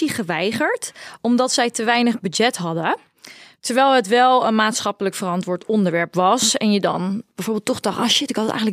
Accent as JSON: {"language": "Dutch", "town": "Rotterdam", "region": "South Holland", "country": "Netherlands"}